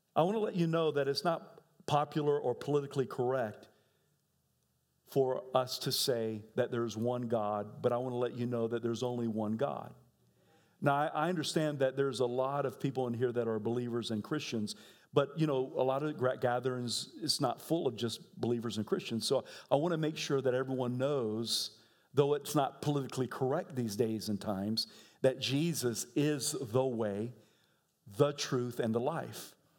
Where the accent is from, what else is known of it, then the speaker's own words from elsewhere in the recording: United States; as American